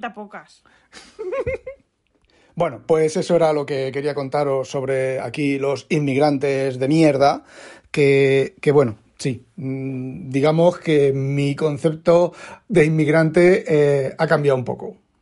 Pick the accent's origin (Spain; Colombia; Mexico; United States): Spain; now in Netherlands; soy español